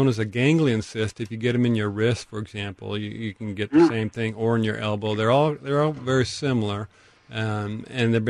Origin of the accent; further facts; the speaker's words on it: Tacoma, Washington, United States; I grew up in Tacoma